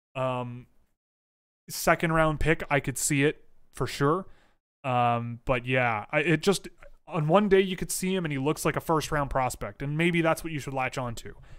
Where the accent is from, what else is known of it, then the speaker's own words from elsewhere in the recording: Canada; I'm Canadian